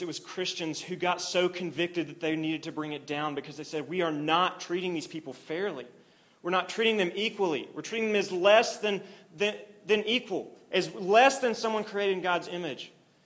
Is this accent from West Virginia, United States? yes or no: no; Oklahoma, United States; I grew up in Oklahoma